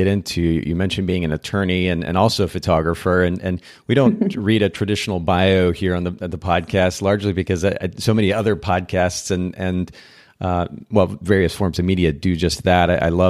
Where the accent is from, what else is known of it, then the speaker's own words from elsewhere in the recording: Japan; In fact, I grew up in Japan. I spent about 10 years of my life there.